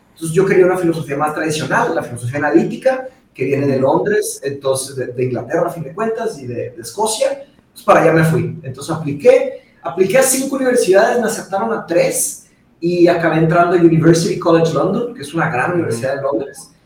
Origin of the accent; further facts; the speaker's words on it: Monterrey, Nuevo León, Mexico; also born or lived in Brazil; yo nací en Brasil y me vine a Monterrey cuando tenía cinco años, ¿no? ok. muy chiquito